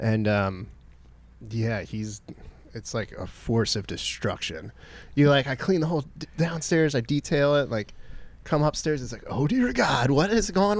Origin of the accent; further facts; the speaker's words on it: Anne Arundel County, Maryland, United States; we're both from Anne Arundel County. We're both from here